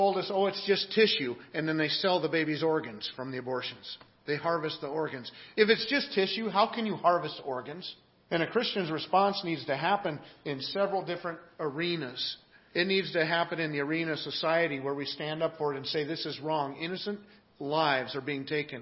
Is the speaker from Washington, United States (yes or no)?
yes; Seattle, Washington, United States; moved away as an adult; also born or lived in Manassas, Virginia; I grew up in the Pacific Northwest